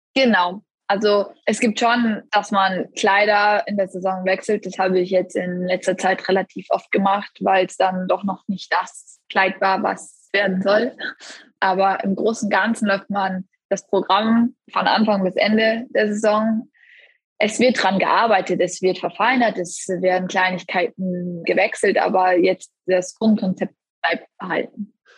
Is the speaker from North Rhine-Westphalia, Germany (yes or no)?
yes; Essen, North Rhine-Westphalia, Germany; ich bin auch in Essen zur Welt gekommen, dann auch dort in Eislaufverein gegangen